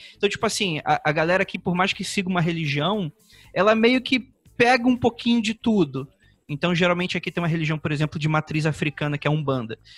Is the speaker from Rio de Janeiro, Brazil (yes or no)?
yes; Rio de Janeiro, Brazil; antes de brasileiro, eu sou carioca